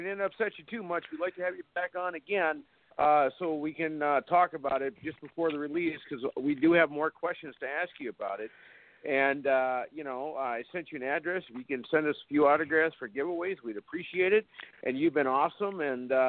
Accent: Fargo, North Dakota, United States; that's my hometown.

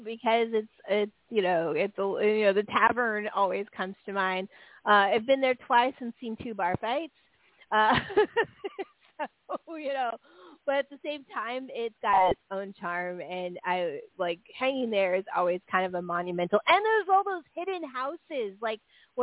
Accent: San Francisco Bay Area, California, United States; I grew up in the San Francisco Bay Area

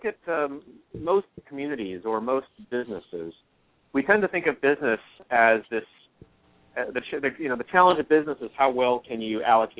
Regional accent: Midwest, United States; also born or lived in Baton Rouge, Louisiana / Texas; I was born in Baton Rouge, Louisiana. My parents were originally from Taiwan. And despite my ethnicity, which is Chinese, I was actually a creature of Middle America. I was raised throughout the Midwest and Texas.

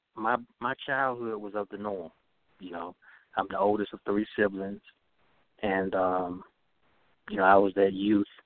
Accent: Dothan, Alabama, United States; growing up in Southeast Alabama

